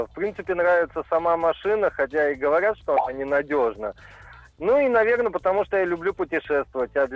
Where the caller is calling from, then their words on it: Ryazan, Ryazan Oblast, Russia; я из Рязани.